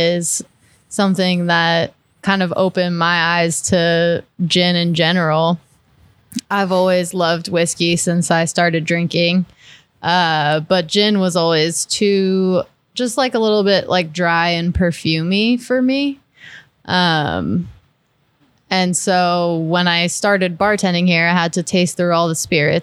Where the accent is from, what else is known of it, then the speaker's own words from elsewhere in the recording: California, United States; now in Texas, United States; I hate to admit that I'm from California